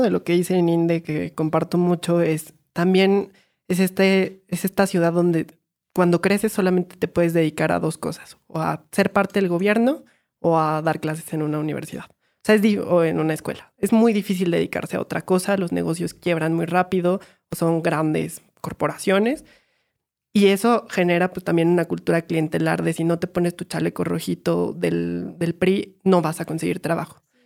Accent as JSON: {"language": "Spanish", "town": "Pachuca", "region": "Hidalgo", "country": "Mexico", "moved": "yes", "said": "soy de Pachuca"}